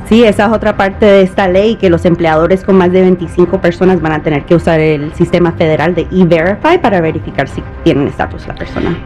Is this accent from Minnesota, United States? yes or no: no; Florida, United States; yo soy de la Florida